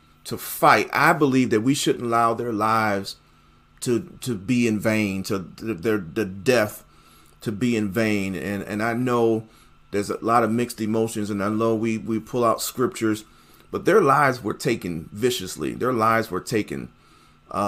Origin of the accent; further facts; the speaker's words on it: Buffalo, New York, United States; moved away; my hometown in the city of Buffalo, New York